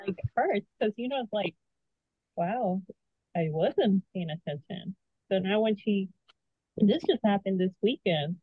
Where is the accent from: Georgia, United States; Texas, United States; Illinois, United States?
Texas, United States; I am from Texas